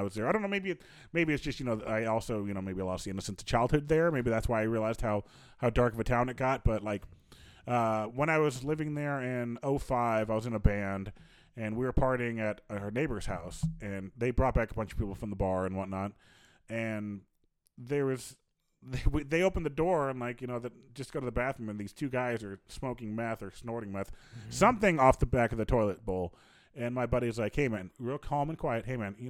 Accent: Pocahontas, Iowa, United States; also born or lived in Fort Dodge, Iowa; Pocahontas, Iowa, 15 years.

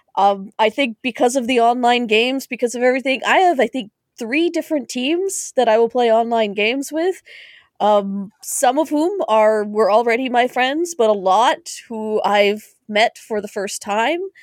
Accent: Canada; As a Canadian

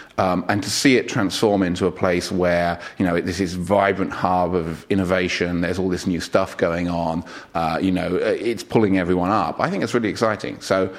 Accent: London, United Kingdom; moved away as an adult; also born or lived in New York, United States; I grew up in London, right? So I remember London back in the 70s and 80s.

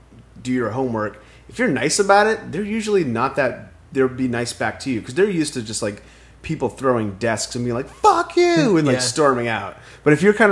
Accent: southern Maine, United States; now in Los Angeles, United States; In Maine

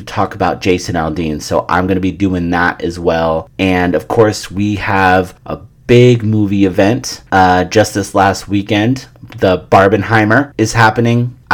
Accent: San Francisco, California, United States; it being my hometown

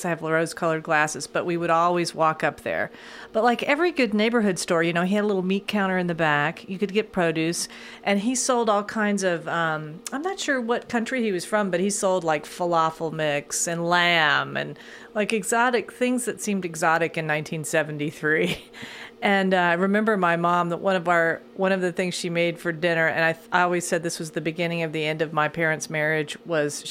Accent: Lexington, Kentucky, United States; I grew up on State Street

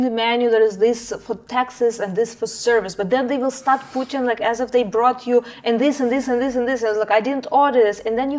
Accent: Brazil; English is a second language; because I speak several languages, and we spoke in English, but we said, oh, from Brazil, so it was one price.

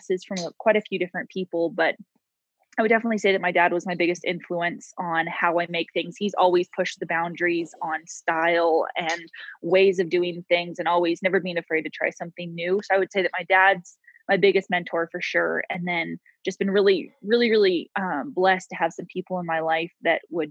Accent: Coalinga, Central California, United States; moved away as an adult; also born or lived in Bozeman, Montana; now in Frenchglen, United States; I was actually born and raised in Central California. Kalinga is the name of the town. So it's pretty much halfway between LA and San Francisco

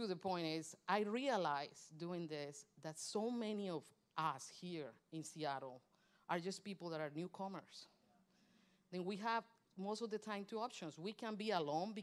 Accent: Colombia; moved away; also born or lived in Michigan; Colombian, I'm from Colombia, South America

